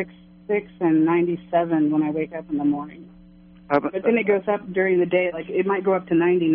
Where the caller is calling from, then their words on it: Kansas City, United States; Kansas City, from Kansas City.